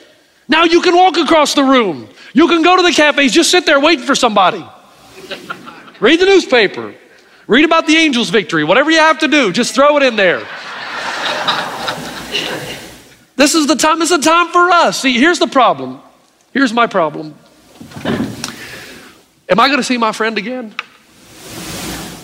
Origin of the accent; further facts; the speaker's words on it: East Tennessee, United States; growing up in East Tennessee